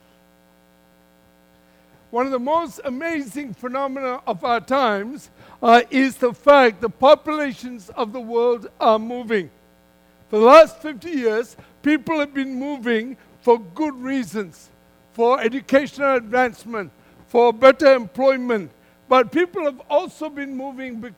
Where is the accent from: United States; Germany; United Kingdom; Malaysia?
Malaysia; moved away as an adult; So I come originally from Malaysia